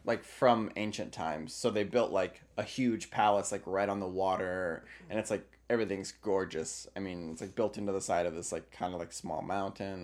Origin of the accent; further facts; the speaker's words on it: United States; me talking as an American